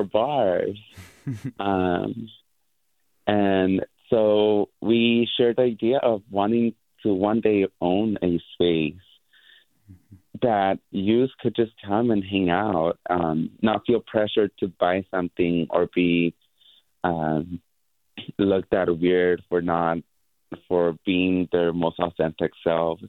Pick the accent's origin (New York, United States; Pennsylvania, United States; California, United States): California, United States; San Francisco; growing up in San Francisco